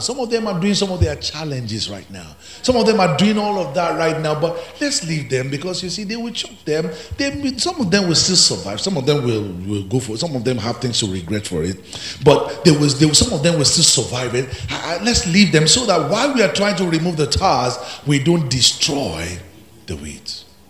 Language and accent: English; Ekiti, Nigeria; I'm from Ekiti, where you have the highest professors, intellectuals